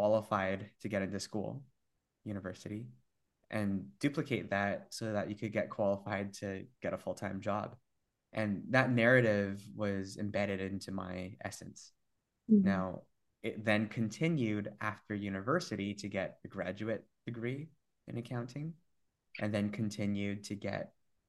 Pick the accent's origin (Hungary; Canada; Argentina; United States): Canada; Vancouver, British Columbia; born and raised in Vancouver